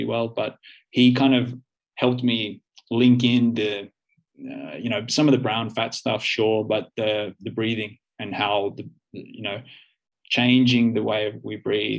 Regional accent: Australia; moved away as an adult; now in Finland; I'm the Australian guy that moves from one side of the planet to the other, from the hot, warm climate to the cold climate

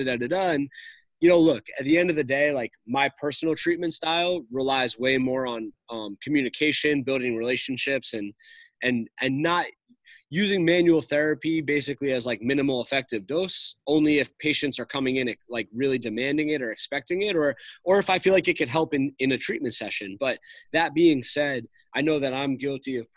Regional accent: New York, United States; now in Boston, United States; I'm from New York

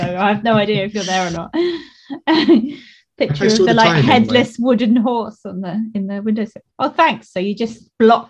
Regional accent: Eastbourne, South East England, United Kingdom; So Old Town is a bit of Eastbourne near where we both come from.

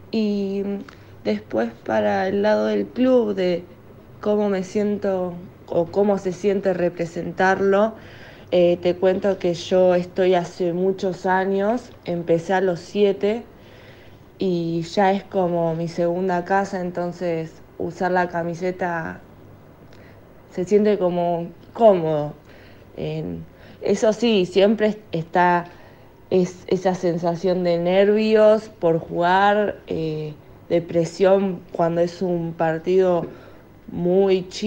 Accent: Buenos Aires, Argentina; tengo 22 años, soy de Capital Federal.

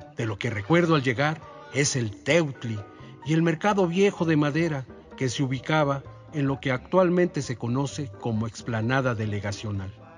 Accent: Mexico City, Mexico; also born or lived in Iztapalapa, Mexico City; Aunque nací y crecí en Milpalta, mis primeros cinco años de existencia los viví en algunas colonias incipientes del Distrito Federal.

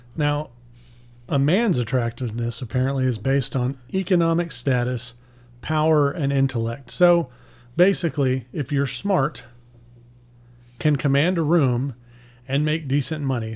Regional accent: Pasadena, Texas, United States; I grew up in Pasadena, but I was zoned for Deer Park schools

